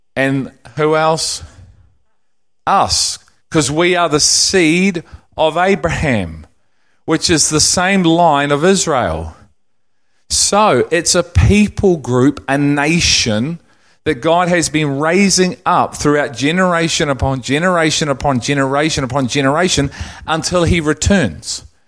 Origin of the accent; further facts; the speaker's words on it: England, United Kingdom; now in New Zealand; I'm English